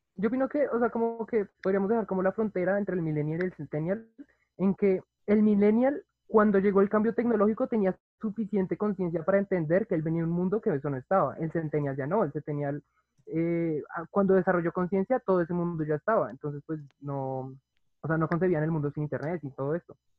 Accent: Bogotá, Colombia; yo nací en el 98, Bogotá, Colombia

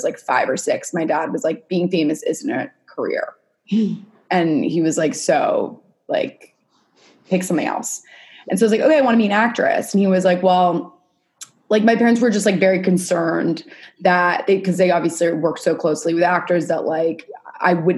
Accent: New York City, New York, United States; I grew up in New York City, born and raised

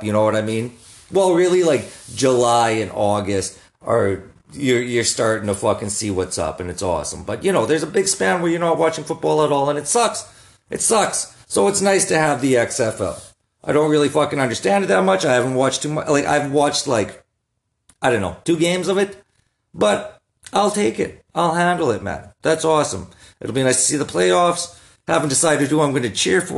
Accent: Saskatoon, Saskatchewan, Canada; I'm from Saskatoon.

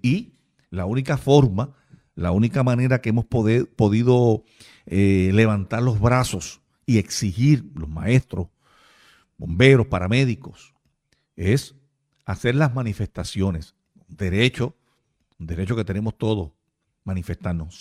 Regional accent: Puerto Rico; nosotros como puertorriqueños

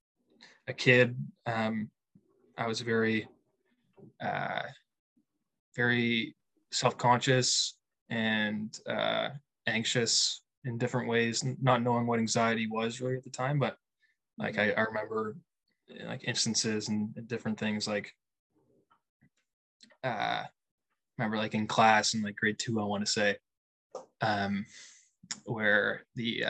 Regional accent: Halifax, Nova Scotia, Canada; moved away as an adult; also born or lived in Fredericton, New Brunswick / Kingston, Ontario / Calgary / Victoria; now in New Brunswick, Canada; I'm from Halifax, Nova Scotia, but I've kind of lived all over Canada

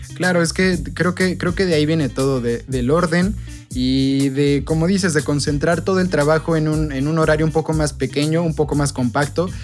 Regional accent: Mexico; como pueblo mexicano

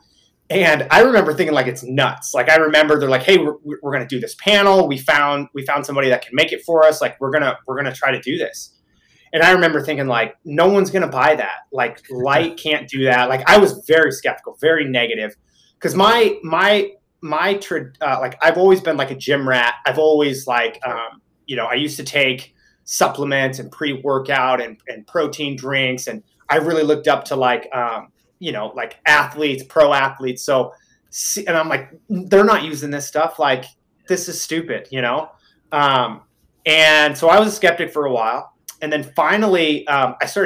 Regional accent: Midwest, United States; moved away; I'm originally from the Midwest

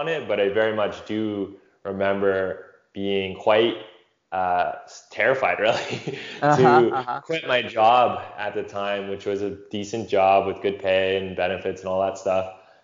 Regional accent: London, Ontario, Canada; moved away as an adult; I'm actually back in my hometown in London, Ontario, Canada, visiting

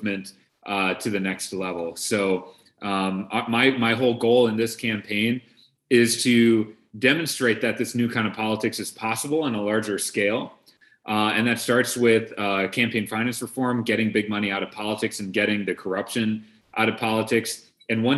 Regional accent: Brookfield, Wisconsin, United States; I grew up in Brookfield, Wisconsin. My parents are immigrants from India

